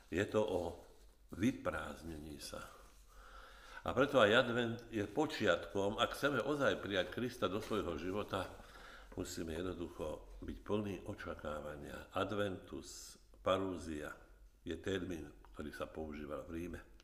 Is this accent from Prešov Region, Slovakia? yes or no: no; Orava, Žilina Region, Slovakia; moved away; keď som ešte bol doma na Orave